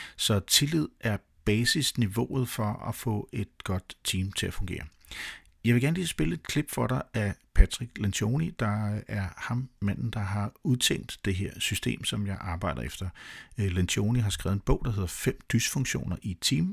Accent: Denmark; jeg var 100% dansk

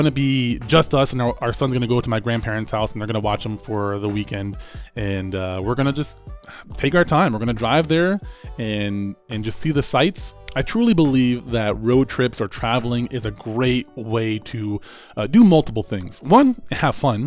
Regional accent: Atlantic City, New Jersey, United States; moved away; also born or lived in Alabama; I grew up in Atlantic City, near Atlantic City.

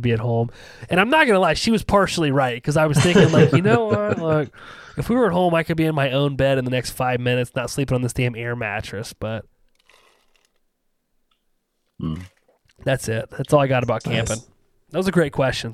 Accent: Ohio, United States; I'm an Ohio Canadian

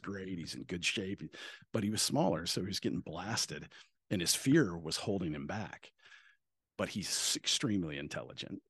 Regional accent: Bandera, Texas, United States; moved away as an adult; also born or lived in Washington; growing up in Texas

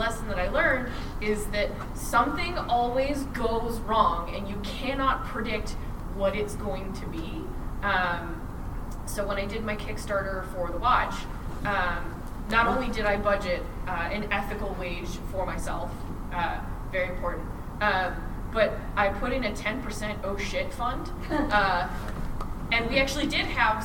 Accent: Canada; I'm Canadian

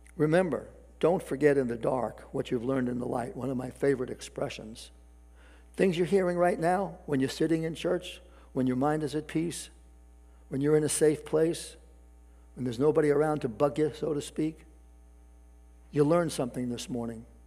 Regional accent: New York City, New York, United States; New York City, in particular my hometown

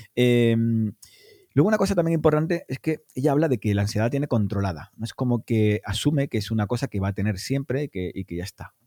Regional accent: Cádiz, Andalusia, Spain; yo soy de Cádiz

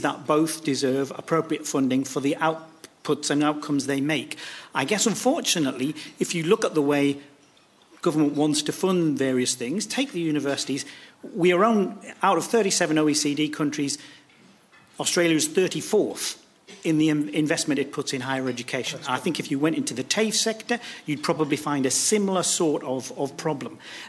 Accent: Scotland, United Kingdom; I came from Scotland, where the funding council was merged to bring higher education funding and vocational funding together.

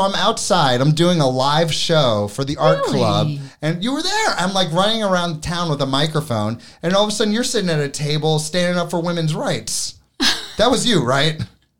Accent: New York City, New York, United States; moved away; I'm from New York City.

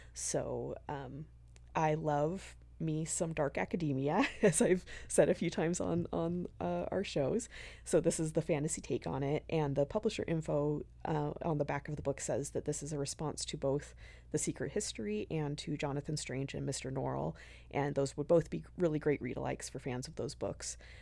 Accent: the West, United States; moved away; I'm from the West. So, where I'm from, we called it the Tower of Babel

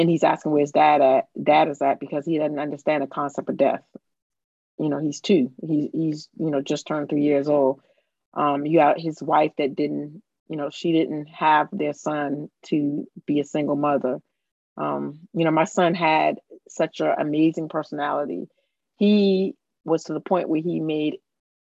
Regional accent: Summerville, South Carolina, United States; I'm from Somerville, South Carolina, right outside of Charleston, South Carolina.

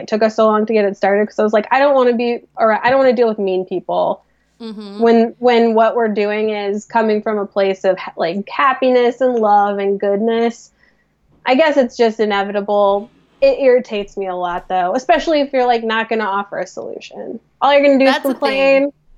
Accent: Midwest, United States; accent: Midwest; we're from the Midwest. We talk like idiots

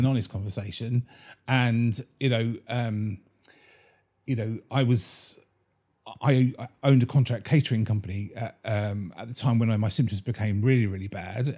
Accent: Bury St Edmunds, East of England, United Kingdom; my hometown is Brayton Edmonds

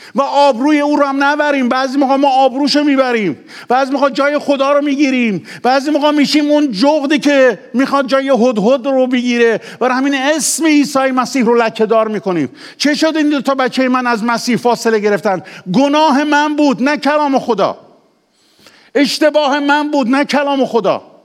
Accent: Ahvaz, Khuzestan, Iran; also born or lived in Khorramabad / Kermanshah; من پدرم لور خرم آباده دهی به اسم شاهیوند که هنوزم هست پس اصل اصل لورم مادرم هم کرمانشاهیه خودم هم تو اهواز به دنیا آمدم

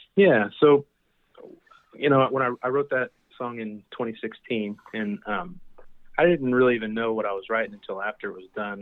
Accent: Emporia, Kansas, United States; I was born and raised in Kansas, a small town in between Kansas City and Wichita, uh, called Emporia

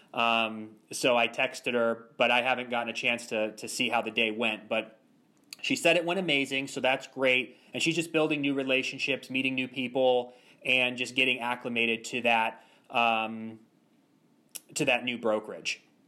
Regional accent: Ashtabula, Ohio, United States; moved away as an adult; also born or lived in Los Angeles; now in Orlando, United States; I grew up in Ashtabula, Ohio, which is a, a town east of Cleveland

